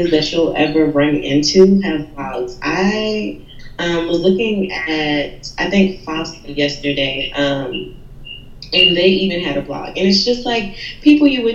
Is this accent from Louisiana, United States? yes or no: yes; New Orleans, Louisiana, United States; I was born and raised in New Orleans